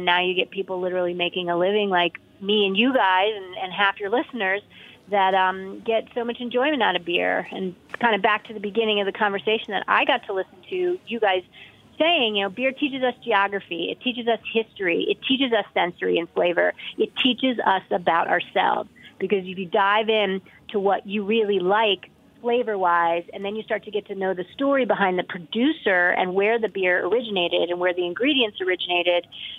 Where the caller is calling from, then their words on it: Boulder, Colorado, United States; I'm talking today from Boulder, Colorado.